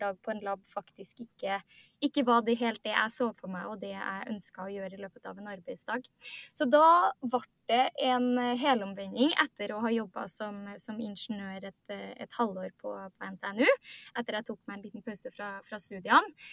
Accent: Trondheim, Trøndelag, Norway; moved away as an adult; now in Oslo, Norway; jeg er fra, fra Trondheim, men eh, kaller meg sjøl for klimaflyktning. Fordi jeg flytta til Oslo

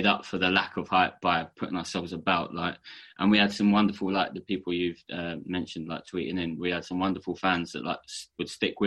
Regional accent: London, United Kingdom; I grew up in Hoxton, East End, back in Hoxton before it got cool and trendy

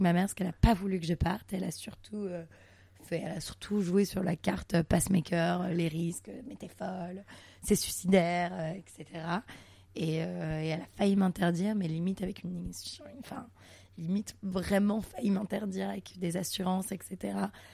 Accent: Montreal, Quebec, Canada; now in Paris, France; je suis née à Montréal, pour la petite histoire, je suis née à Montréal, au Canada

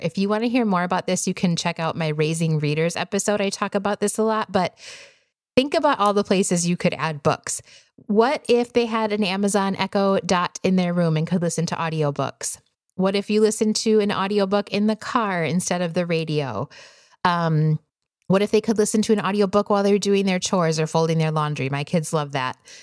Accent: Wisconsin, United States; now in Arizona, United States; I grew up in Wisconsin

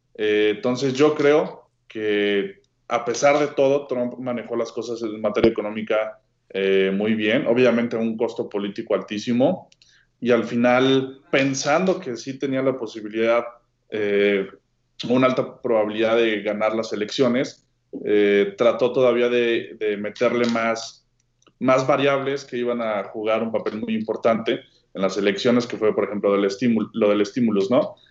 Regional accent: Mexico

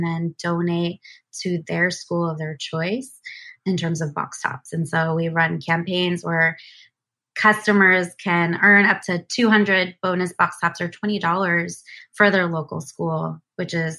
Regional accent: New Jersey, United States; moved away as an adult; also born or lived in Seattle; I moved back to the East Coast where I'm originally from. I grew up in New Jersey

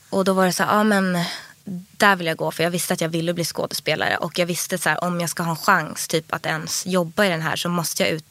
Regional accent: Stockholm, Stockholm County, Sweden; Min pappa bodde i Skärholmen och mamma i Vasastan. Ja. Men jag gick i plugget i Vasastan.

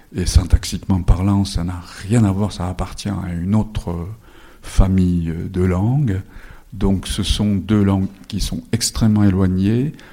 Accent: Japan; first language Japanese; French is a second language; je suis né au Japon de parents japonais. J'ai été scolarisé dans le système japonais.

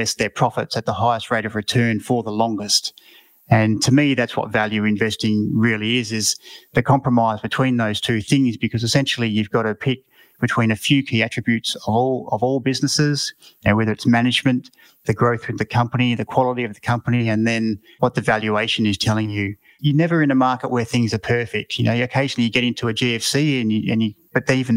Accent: Mount Gambier, South Australia, Australia; I come from Mount Gambier in country South Australia

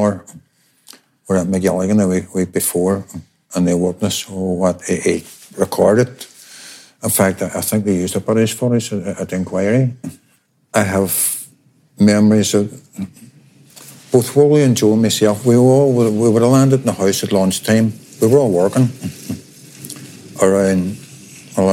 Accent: Derry, Northern Ireland, United Kingdom; We're from Westway, about a mile apart.

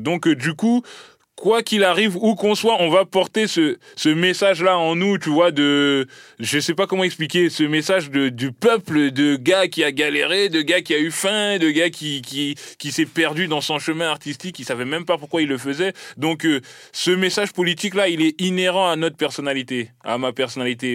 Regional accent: Caen, Normandy, France; also born or lived in Bondy; je suis né à Bondy, j'ai grandi à Caen

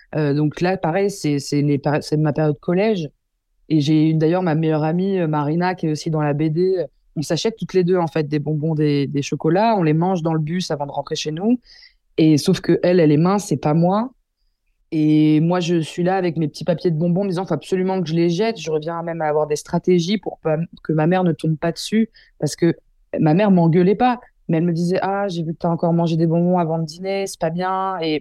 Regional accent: Versailles, Île-de-France, France; j'ai grandi toute ma vie dans le 78 et, j'ai fait ma scolarité à Versailles

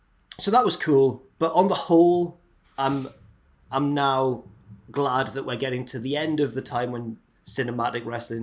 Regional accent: England, United Kingdom; accent: English, not Southern

